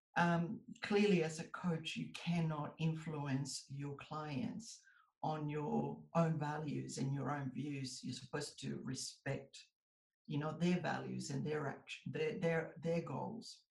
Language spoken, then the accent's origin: English; United States; now in Australia; I was born in the US. So I'm an American citizen by birth, but I'm an Australian citizen by descent